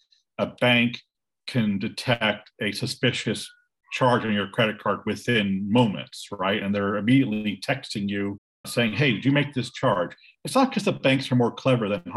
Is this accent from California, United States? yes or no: yes; Silicon Valley, California, United States; I am calling you from Silicon Valley. I was born in Silicon Valley.